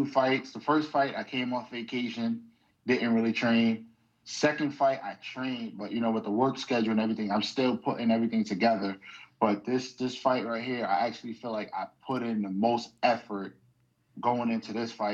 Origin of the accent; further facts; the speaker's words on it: New York City, New York, United States; now in Western Massachusetts, United States; I'm originally from New York. I always got to let it be known. I'm from Brooklyn, New York